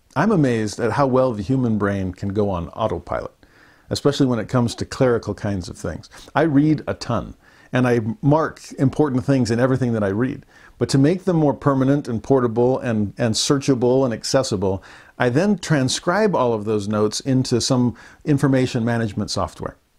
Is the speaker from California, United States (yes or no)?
yes; Southern California, United States; As a Southern California native